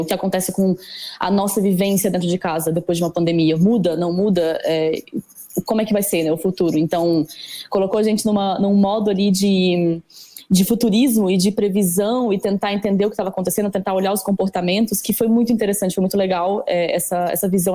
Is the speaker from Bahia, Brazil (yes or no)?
no; Brasília, Federal District, Brazil; moved away as an adult; now in São Paulo, Brazil; Eu sou de Brasília originalmente. E Brasília é uma cidade super verde, eu morava perto do lago